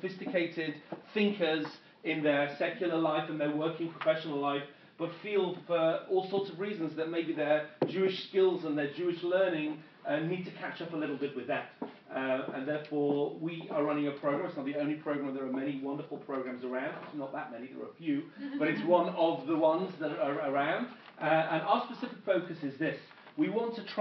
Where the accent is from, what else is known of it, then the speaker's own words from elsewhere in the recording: England, United Kingdom; moved away as an adult; also born or lived in London; now in Israel; my accent, as you can tell, I am not American. I am originally from England.